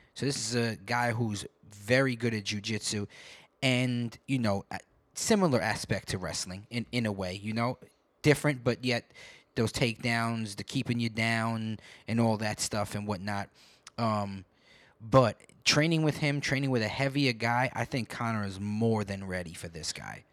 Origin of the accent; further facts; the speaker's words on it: New York, United States; I grew up in New York